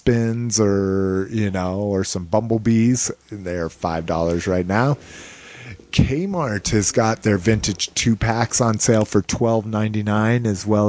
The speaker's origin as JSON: {"language": "English", "town": "Albuquerque", "region": "New Mexico", "country": "United States", "tie": "born or raised there", "said": "in my hometown of Albuquerque, New Mexico"}